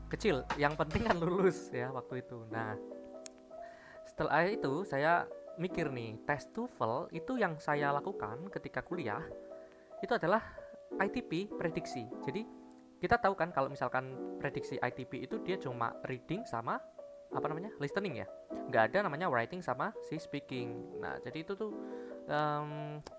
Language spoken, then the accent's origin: Indonesian; Pekalongan, Central Java, Indonesia; born there; saya memang orang Jawa, saya lahir di Pekalongan